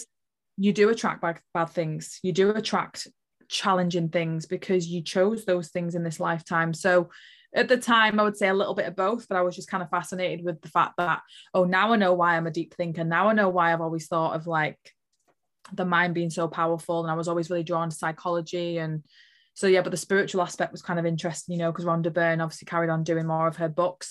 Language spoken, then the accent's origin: English; Liverpool, North West England, United Kingdom; I was born in Liverpool